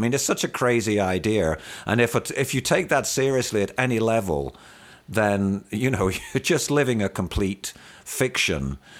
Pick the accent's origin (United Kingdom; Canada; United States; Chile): United Kingdom; moved away as an adult; And so I was well aware of class inequity growing up in the United Kingdom. That's where I spent my formative years, the first 30 years of my life.